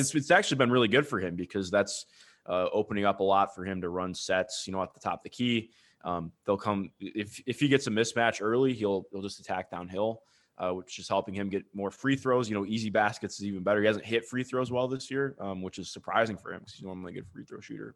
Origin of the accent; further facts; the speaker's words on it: Cleveland, Ohio, United States; I grew up in Cleveland